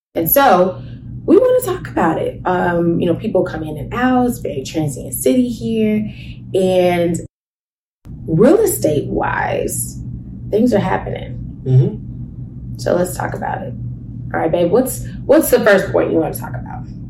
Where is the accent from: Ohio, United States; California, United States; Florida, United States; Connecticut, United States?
Ohio, United States; Cincinnati; moved away as an adult; now in Las Vegas, United States; we're originally from Cincinnati